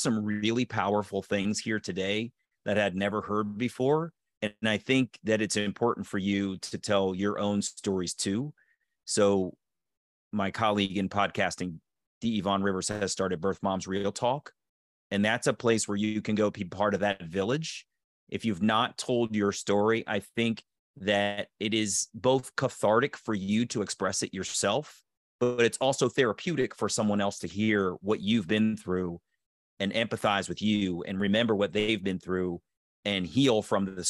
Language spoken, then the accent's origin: English; Baltimore, Maryland, United States; I was born in Baltimore.